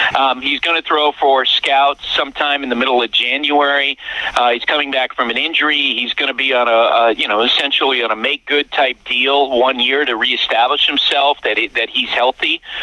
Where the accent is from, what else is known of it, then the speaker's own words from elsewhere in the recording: Central Vermont, United States; I, I I grew up in Central Vermont.